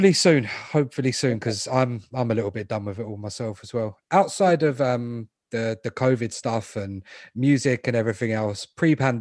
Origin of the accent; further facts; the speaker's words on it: London, United Kingdom; I was born in London. I've always lived here.